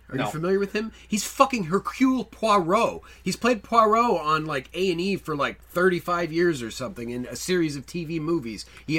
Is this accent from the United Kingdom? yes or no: yes; Scotland, United Kingdom; Yes, I am from Scotland.